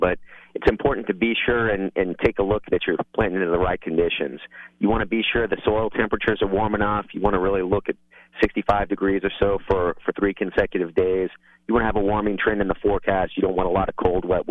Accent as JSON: {"language": "English", "town": "Portland", "region": "Texas", "country": "United States", "tie": "born or raised there", "said": "I grew up right here in Portland."}